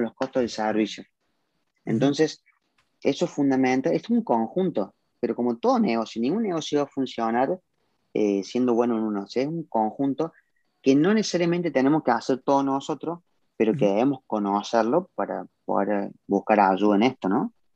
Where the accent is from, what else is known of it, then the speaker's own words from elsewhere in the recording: Córdoba, Argentina; yo hablo por Argentina, que es mi país, el cual siempre digo que amo, yo soy orgullosamente cordobés y argentino